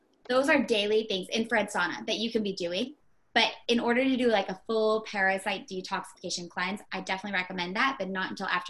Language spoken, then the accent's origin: English; Indiana, United States